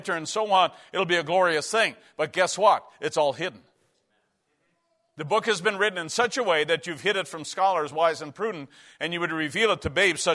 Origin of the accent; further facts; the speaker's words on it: Newfoundland and Labrador, Canada; When we grew up in Newfoundland, we lived in a hockey culture